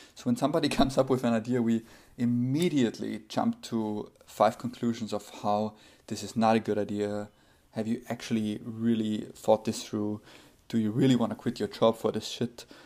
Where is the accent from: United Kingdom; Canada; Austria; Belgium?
Austria; now in United States; my home country, Austria